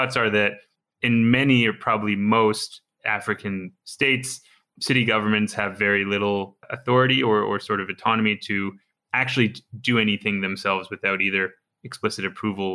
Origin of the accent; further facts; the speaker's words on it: Canada; I'm Canadian